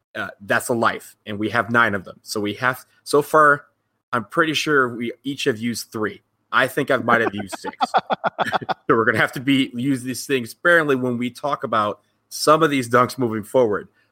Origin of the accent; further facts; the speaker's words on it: Ypsilanti, Michigan, United States; moved away; my hometown Eastern Michigan Eagles